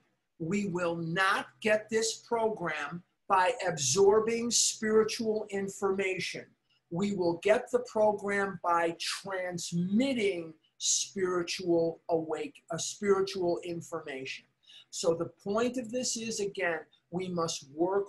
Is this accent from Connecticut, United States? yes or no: no; Chicago, Illinois, United States; now in Scottsdale, United States; which is where I'm born and raised. I'm from Chicago